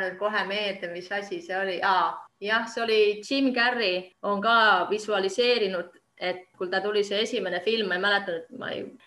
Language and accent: Estonian; Estonia; now in Finland; mina olen eestlane